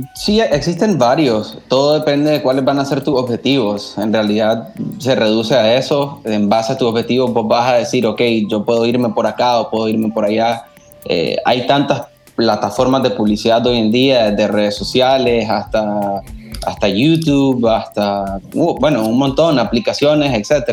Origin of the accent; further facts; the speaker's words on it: Nicaragua; como, nicaragüenses